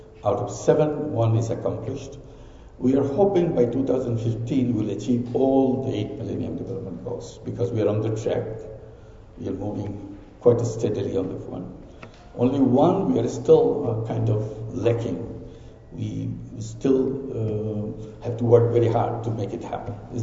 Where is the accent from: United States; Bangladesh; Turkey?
Bangladesh; I'm from Bangladesh